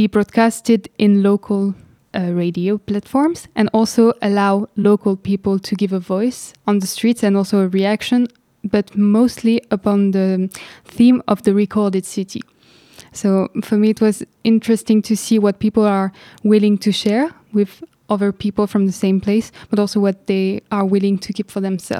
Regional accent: Lebanon; When I was growing up in Lebanon, what I was witnessing is that people really dare to really talk all the time about their neighborhood

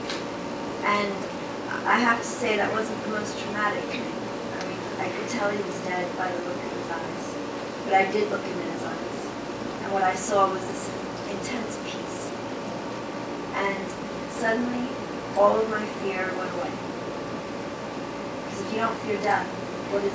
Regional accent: New York City, New York, United States; I grew up in the South Bronx.

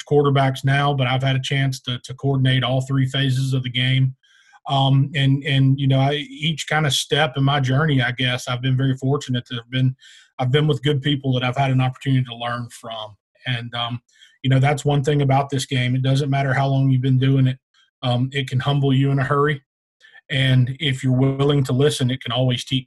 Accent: Philadelphia, Mississippi, United States; moved away as an adult; now in Marietta, United States; I'm originally from Philadelphia, Mississippi

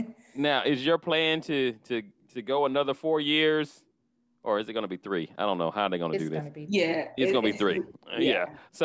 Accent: Florida, United States; moved away as an adult; also born or lived in Washington, District of Columbia, United States; I'm from Florida. I went from Florida and I went to school in DC.

